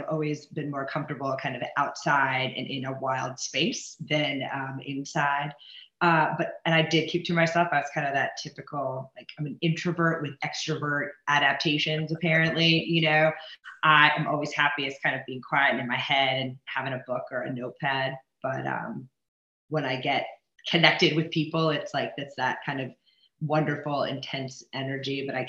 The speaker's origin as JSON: {"language": "English", "town": "Omaha", "region": "Nebraska", "country": "United States", "said": "No, I'm originally from Omaha, Nebraska."}